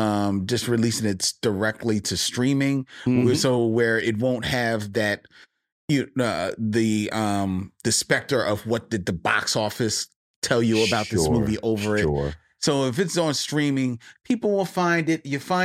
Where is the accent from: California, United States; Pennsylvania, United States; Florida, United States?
California, United States; Maybe it's because I'm from the Bay Area and it's a West Coast thing of why I love this soundtrack.